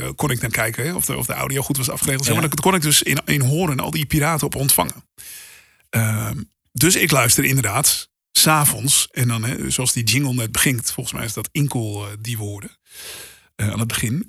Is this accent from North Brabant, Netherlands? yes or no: no; Hoorn, North Holland, Netherlands; wij verhuisden toen ik een jaar of tien was naar Horen. Dus 30 eh, kilometer boven Amsterdam.